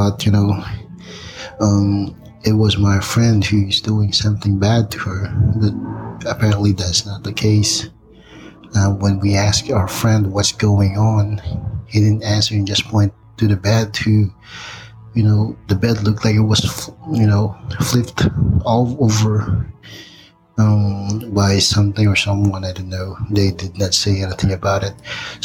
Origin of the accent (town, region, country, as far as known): Philippines; moved away as an adult; now in Big Bear, United States